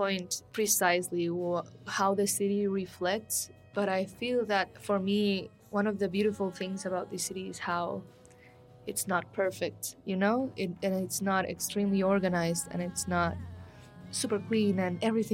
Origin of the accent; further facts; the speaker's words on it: Guatemala City, Guatemala Department, Guatemala; moved away as an adult; also born or lived in Antigua, Guatemala; now in Mexico City, Mexico; I'm from Guatemala City as well